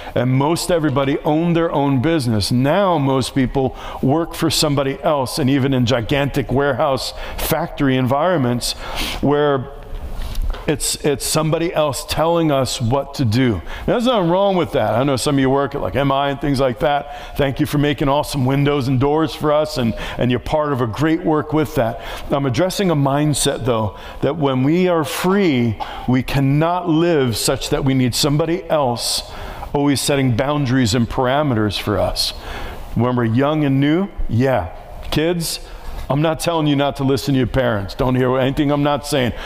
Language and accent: English; New York City, New York, United States; moved away; I grew up in New York City. I was right next to the projects where I grew up